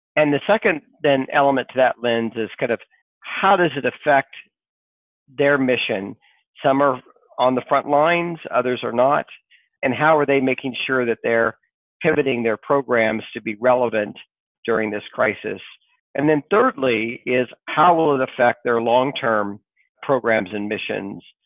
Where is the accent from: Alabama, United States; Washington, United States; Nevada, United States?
Washington, United States; Sequim; also born or lived in Kansas; I grew up in the Pacific Northwest